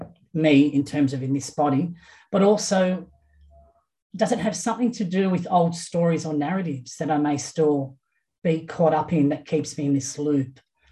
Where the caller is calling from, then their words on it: Sydney, New South Wales, Australia; My accent would indicate I'm calling from Sydney in Australia.